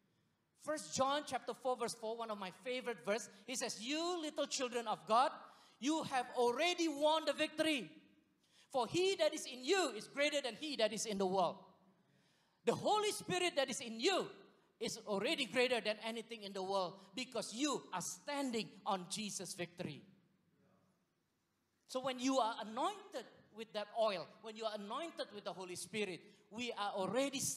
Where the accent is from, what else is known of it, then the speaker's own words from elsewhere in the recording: Singapore; moved away; I was from Singapore